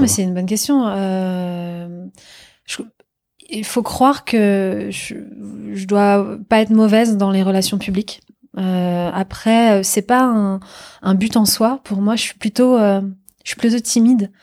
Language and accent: French; Normandy, France; moved away as an adult; also born or lived in New York; now in Paris, France; c'est une région qui a vu naître mon père, où je suis né, où j'ai grandi, où j'ai tous mes amis